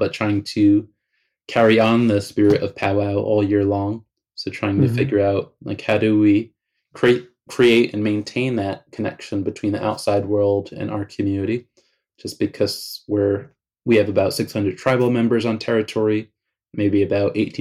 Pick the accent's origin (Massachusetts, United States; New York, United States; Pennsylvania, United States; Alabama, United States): New York, United States; Southampton; growing up in the Hamptons